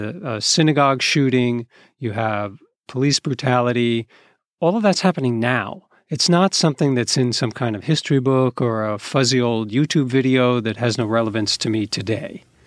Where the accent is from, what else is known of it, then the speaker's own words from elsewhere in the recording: East Coast, United States; As a kid growing up on the East Coast in a white liberal community